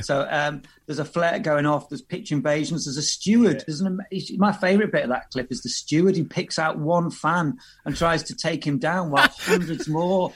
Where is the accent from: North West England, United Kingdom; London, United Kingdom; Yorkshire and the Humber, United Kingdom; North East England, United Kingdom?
North West England, United Kingdom; Liverpool; moved away; I'm from Liverpool originally